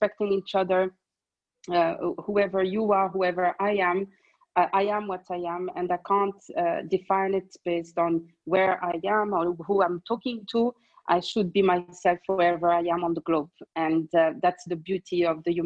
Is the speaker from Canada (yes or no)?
no; Grand Est, France; moved away as an adult; also born or lived in Morocco; now in Dubai, United Arab Emirates; I am originally from Morocco, born and raised in France. Northeast of France